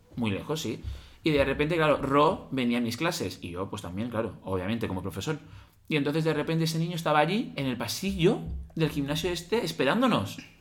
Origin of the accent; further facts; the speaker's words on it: Alzira, Valencian Community, Spain; el único hotel que había en mi pueblo, en Alcira